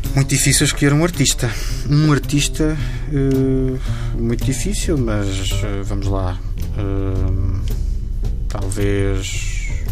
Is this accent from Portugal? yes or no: yes; Torres Vedras, Lisbon, Portugal; da minha terra natal, que é Torres Vedras